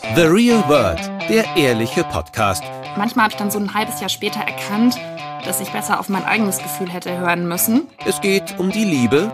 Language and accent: German; Bad Mergentheim, Baden-Württemberg, Germany; now in Berlin, Germany; Bad Mergentheim im Tauberkreis. Das ist meine Heimatstadt mit zwanzigtausend Einwohnern